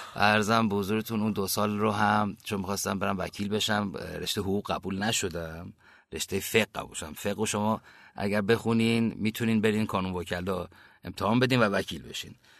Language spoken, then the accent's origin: Persian; Kerman Province, Iran; also born or lived in Bam / England; now in Tehran, Iran; من سال 59 که به بودم بابام شهردار بم بودن